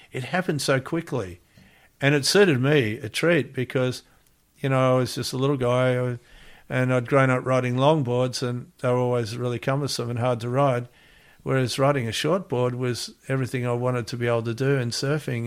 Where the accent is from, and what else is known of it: Gold Coast, Queensland, Australia; born or raised there; also born or lived in Melbourne, Victoria, Australia / Hawaii, United States